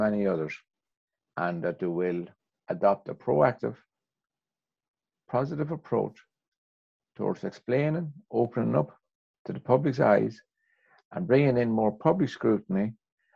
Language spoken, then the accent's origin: English; Ireland; despite being an Irishman